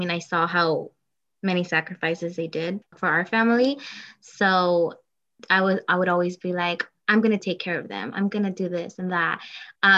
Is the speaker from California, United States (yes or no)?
yes; Oxnard, California, United States; I was born and raised in Oxnard, California